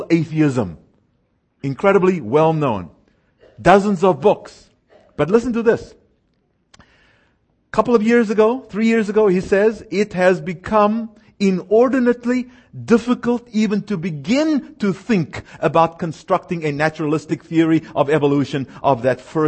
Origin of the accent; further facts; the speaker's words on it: South Africa; moved away; I was born and raised in South Africa